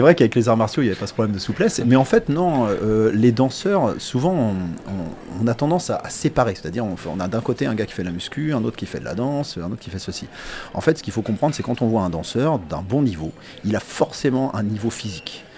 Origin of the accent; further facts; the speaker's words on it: Les Ponts-de-Cé, Pays de la Loire, France; moi je suis angevin, je suis pont de CM même pour être exact